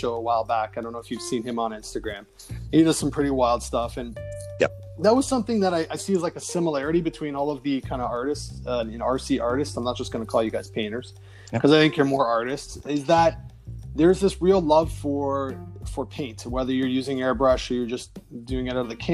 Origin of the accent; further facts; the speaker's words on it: Mississauga, Ontario, Canada; a local boy from my hometown of Mississauga, Ontario